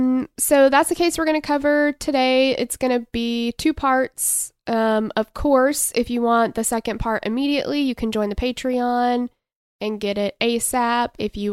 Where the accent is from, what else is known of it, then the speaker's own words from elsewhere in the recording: Tennessee, United States; please do keep in mind that we are Southern girls from Tennessee.